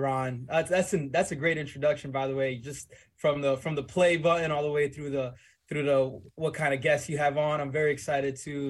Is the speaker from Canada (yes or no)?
no; Dominican Republic; also born or lived in Weehawken, New Jersey / Bronx, New York / West New York, New Jersey; I was born in the Dominican Republic. I moved to Weehawken, New Jersey. From there to the Bronx, New York. I spent quite a few years in the boogie down Bronx.